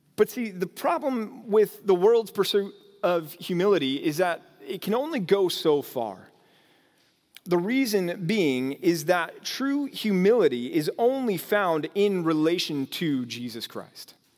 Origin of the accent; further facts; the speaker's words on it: North Texas, United States; moved away; also born or lived in California; growing up out here